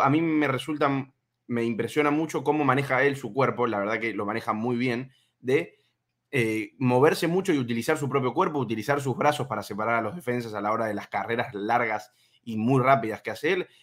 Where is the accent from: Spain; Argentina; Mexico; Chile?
Argentina; siendo argentino